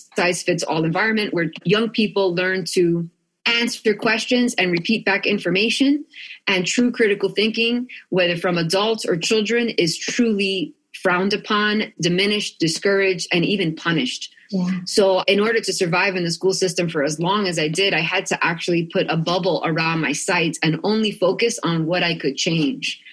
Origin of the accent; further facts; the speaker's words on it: Union City, New Jersey, United States; moved away as an adult; now in Sedona, United States; I grew up outside of New York City in a town called Union City, New Jersey